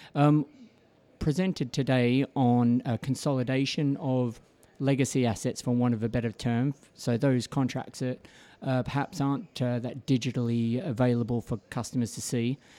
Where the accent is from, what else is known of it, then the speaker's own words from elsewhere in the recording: Melbourne, Victoria, Australia; moved away as an adult; now in United Kingdom; born and bred in Melbourne, Australia